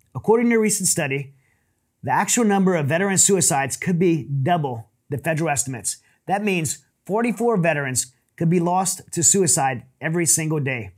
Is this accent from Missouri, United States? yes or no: no; Southern Louisiana, United States; moved away as an adult; also born or lived in Middle East; I grew up in Southern Louisiana